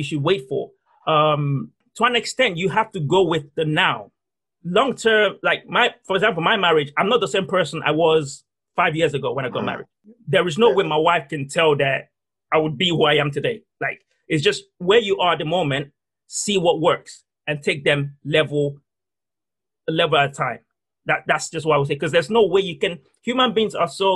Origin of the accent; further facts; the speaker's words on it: Nigeria; the fundamental of who I am is based on church, because I'm Nigerian. There's a certain way I think because of my culture and the way I was brought up.